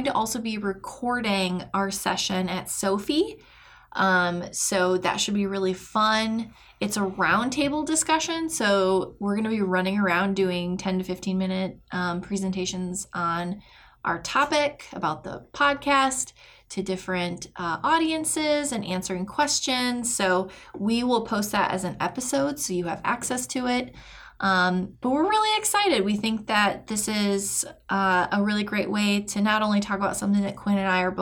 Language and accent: English; Michigan, United States; now in St. Petersburg, United States; I'm originally from Michigan